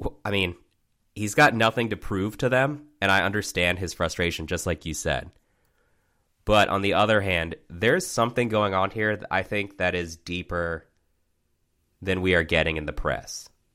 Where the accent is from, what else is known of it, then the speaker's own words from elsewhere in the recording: Maryland, United States; the district where I grew up in Maryland